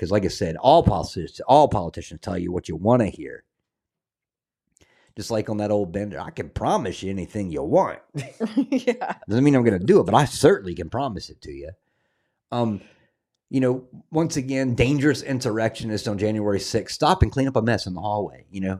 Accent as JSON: {"language": "English", "region": "the South", "country": "United States", "said": "I'm a Southerner, man. It will always be pecans to me."}